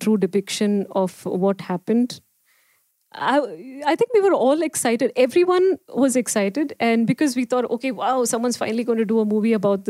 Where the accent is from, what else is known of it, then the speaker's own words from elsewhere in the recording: India; So Bombay was the closest to my hometown.